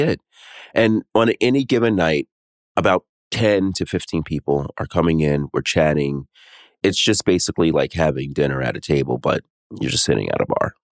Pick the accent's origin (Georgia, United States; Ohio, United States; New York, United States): New York, United States; New York City; I'm from New York City. New York City is my favorite East Coast city. I mean, all right, it's number one because I'm born and raised here